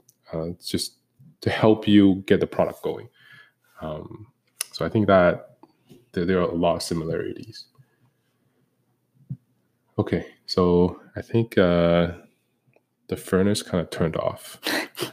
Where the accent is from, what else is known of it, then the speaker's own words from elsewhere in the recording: Toronto, Ontario, Canada; We grew up in Canada, in Toronto specifically